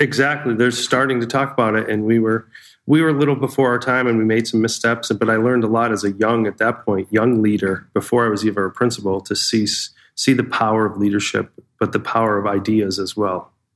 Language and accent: English; Pittsfield, Massachusetts, United States; I grew up in Pittsfield, Massachusetts, in Western Mass, real Western Mass